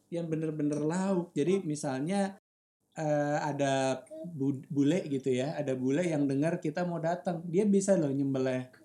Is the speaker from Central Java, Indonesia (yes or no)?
yes; Semarang, Central Java, Indonesia; Saya sebagai orang Semarang jarang banget ngajak keluarga ke Semarang.